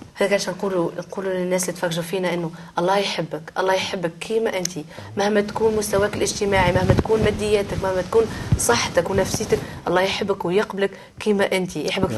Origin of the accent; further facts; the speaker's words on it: Tunisia; انا مم. تونسيه وامي من سيدي بوزيد وانا باش نبقى تونسيه